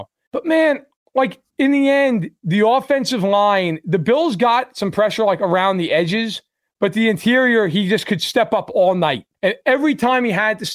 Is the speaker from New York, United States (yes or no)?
yes; New York, United States; I grew up in New York. I went to school outside Buffalo